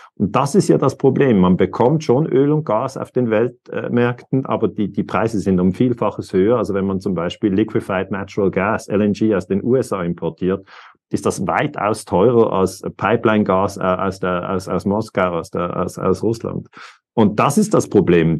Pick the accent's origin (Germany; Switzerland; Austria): Switzerland; für mich als Schweizer